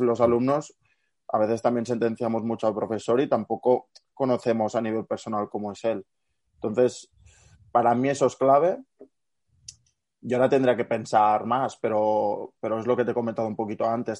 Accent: Barcelona, Catalonia, Spain; yo no, vivo en Girona, es decir, yo soy de Barcelona

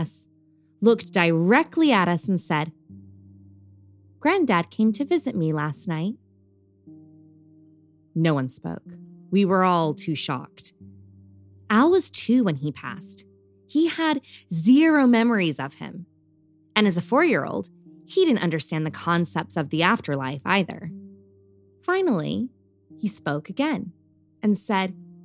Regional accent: Bakersfield, California, United States; also born or lived in West London; now in London, United Kingdom; my hometown of Bakersfield, California

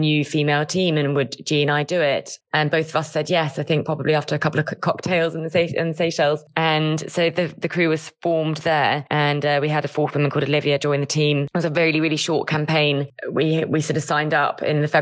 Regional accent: Essex, East of England, United Kingdom; now in Cornwall, United Kingdom; I'm from Essex originally, but I now live in Cornwall

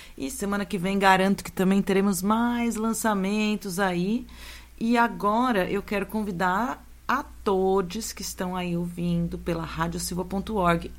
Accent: São Carlos, São Paulo, Brazil; minha terra natal, São Carlos

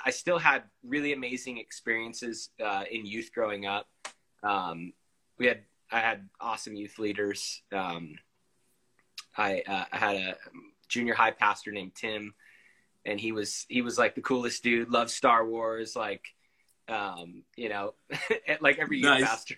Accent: San Diego, California, United States; also born or lived in Big Island, Hawaii / Salt Lake City, Utah; I grew up here in San Diego because I've been here consistently since I was about 10

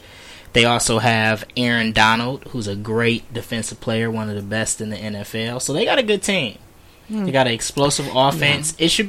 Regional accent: Detroit, Michigan, United States; First of all, we're from Detroit.

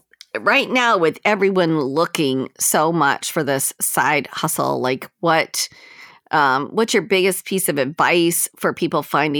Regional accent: Westland, Michigan, United States; I grew up in Westland. That's actually exactly where I'm from.

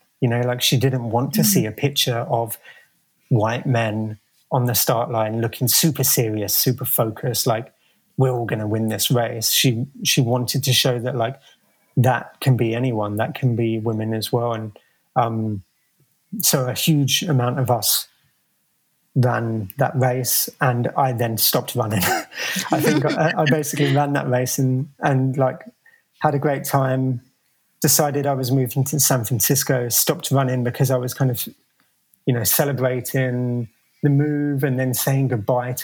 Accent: London, United Kingdom; moved away as an adult; now in United States; as a kid growing up in London

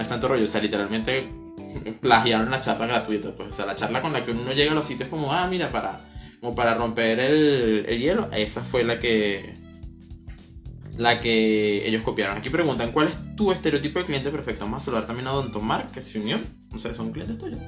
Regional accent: Maracay, Aragua, Venezuela; also born or lived in Valencia, Venezuela / Caracas, Venezuela; yo soy de aquí de Maracay, viví en Valencia y venía a ver clases otra vez para acá, para Maracay. Y mi familia está aquí en Maracay.

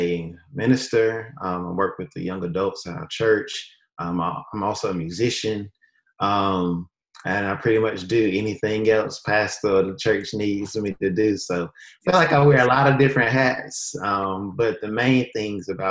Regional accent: Durham, North Carolina, United States; moved away as an adult; now in Cleveland County, United States; I am from North Carolina, born and raised, specifically Durham, North Carolina.

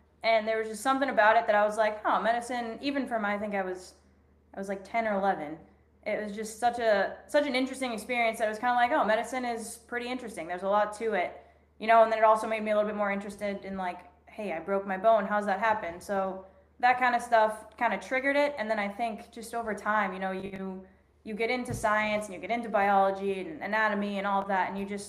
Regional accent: Boston, Massachusetts, United States; also born or lived in Arizona / Florida / Indiana; I'm from Boston. I've lived all over the place, lived in Arizona, Florida, Indiana, you know, just a little bit of everywhere, DC for a little bit

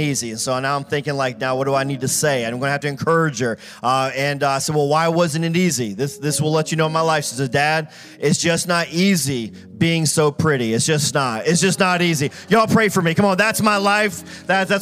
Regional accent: Richmond, Virginia, United States; We come from Richmond, Virginia, really south of Richmond

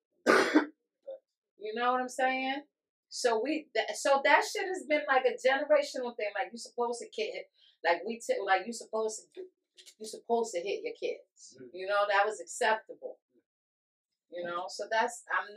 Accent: New York, United States; now in Connecticut, United States; I'm from New York, but when I was growing up, there was heroin and there was crack.

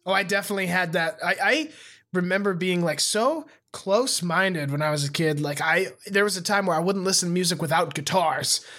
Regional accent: Montana, United States; moved away as an adult; I moved away from Montana

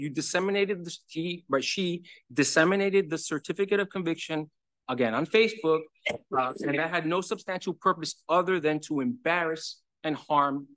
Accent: New York City, New York, United States; I'm from New York City

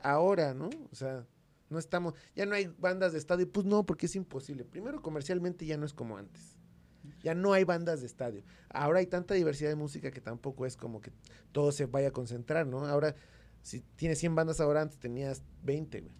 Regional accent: Mexico; En México teníamos

